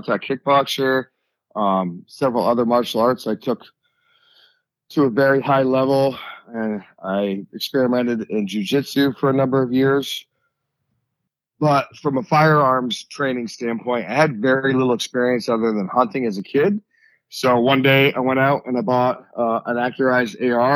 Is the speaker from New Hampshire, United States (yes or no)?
yes; Sunapee, New Hampshire, United States; I'm from a small town in New Hampshire called Sunapee